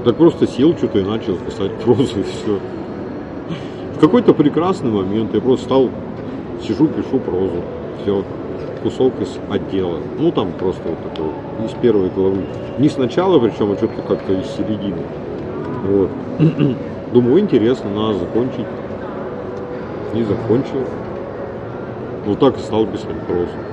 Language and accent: Russian; Urals, Russia; я все-таки уральский да, человек